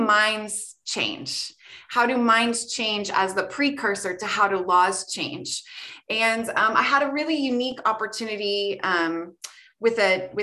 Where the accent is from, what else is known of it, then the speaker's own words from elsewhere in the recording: Ohio, United States; I grew up in Ohio